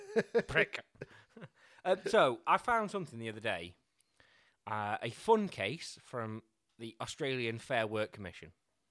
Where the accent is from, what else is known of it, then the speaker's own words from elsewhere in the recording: Cheshire, North West England, United Kingdom; we've barely ever left Cheshire.